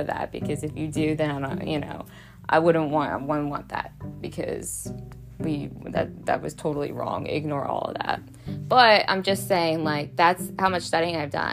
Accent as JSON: {"language": "English", "town": "Baltimore", "region": "Maryland", "country": "United States", "said": "I'm from Baltimore"}